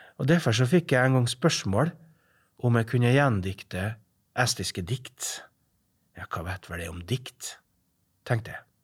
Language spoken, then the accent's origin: Norwegian; Averøya, Møre og Romsdal, Norway; moved away; also born or lived in Estonia; Jeg er fra Averøya